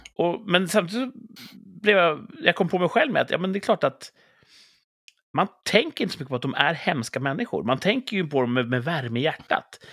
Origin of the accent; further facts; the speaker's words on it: Sweden; vi är svenskar